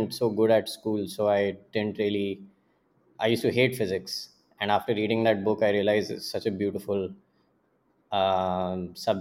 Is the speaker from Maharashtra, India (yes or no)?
yes; Pune, Maharashtra, India; also born or lived in Kanpur, India / Jamshedpur, India; my dad and mom and I, like when I was two, we moved to Pune. And that was the first time we lived in the city